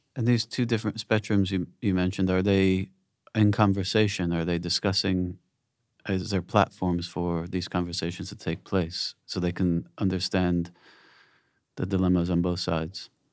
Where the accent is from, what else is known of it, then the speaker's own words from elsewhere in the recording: United States; I'm American, obviously, and coming from the States